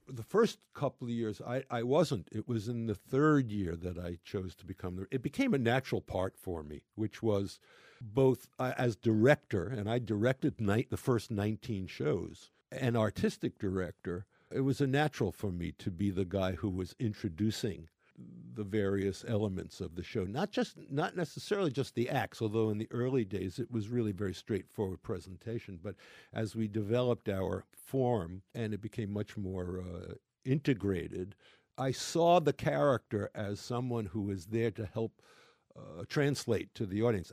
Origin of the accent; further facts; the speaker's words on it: New York City, New York, United States; I'm a New Yorker